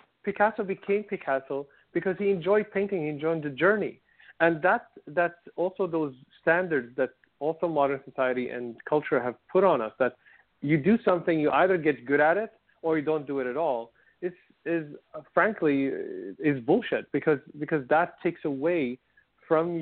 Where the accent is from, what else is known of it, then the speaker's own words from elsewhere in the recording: Syria; moved away; I come from Syria, and everybody, if we go to the countryside, we had a land.